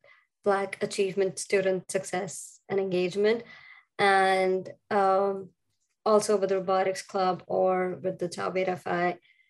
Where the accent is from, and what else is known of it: India; English is a second language